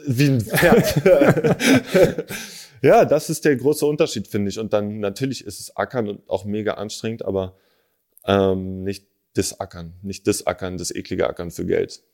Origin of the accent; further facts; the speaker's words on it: Berlin, Germany; ich bin in Moabit geboren, dann haben wir in so einer, in so einer alten Ami-Siedlung gewohnt, Digga, in Dahlem.